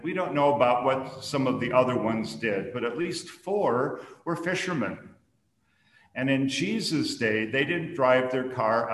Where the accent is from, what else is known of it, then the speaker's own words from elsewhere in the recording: Minnesota, United States; I grew up in Minnesota, which is sometimes called the land of lakes